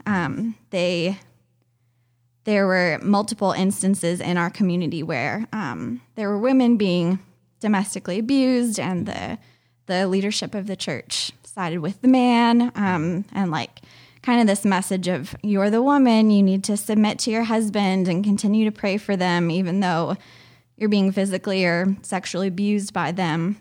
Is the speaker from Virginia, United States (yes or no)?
yes; Richmond, Virginia, United States; also born or lived in Fort Myers, Florida; most of my what I consider my childhood home is um, Richmond, Virginia. Outside of Richmond, Virginia.